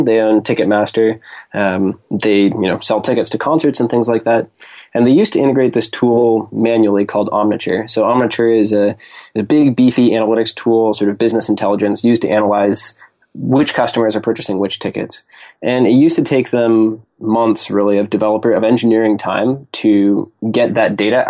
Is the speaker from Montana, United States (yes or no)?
no; Seattle, Washington, United States; So I grew up in Seattle, Washington, went to school in Boston at MIT, studied aerospace engineering